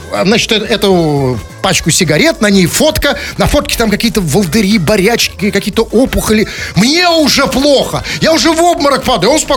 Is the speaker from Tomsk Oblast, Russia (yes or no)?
no; Saint Petersburg, Russia; Потому что вот что мы, петербуржцы, простые, не экономические петербуржцы, что мы до этого знали о экономическом форуме в Петербурге?